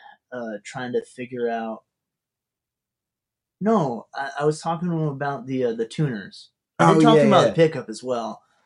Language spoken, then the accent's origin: English; Rochester, New York, United States; moved away as an adult; also born or lived in Buffalo, New York; now in Philadelphia, United States; So I grew up outside Rochester, and I went to school outside Buffalo, so that's bad. Long time in small college towns